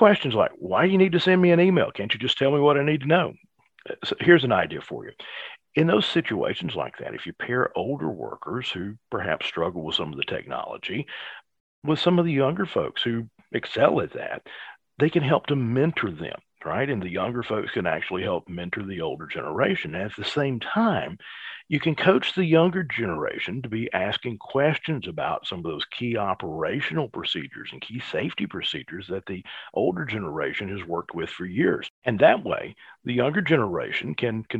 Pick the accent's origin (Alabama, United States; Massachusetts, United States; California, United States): Alabama, United States; I'm from Alabama